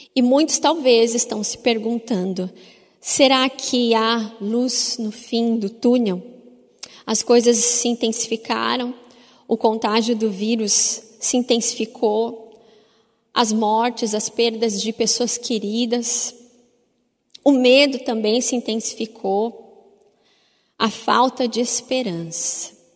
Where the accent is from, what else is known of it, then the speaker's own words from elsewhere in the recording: Paraná, Brazil; enquanto paranaenses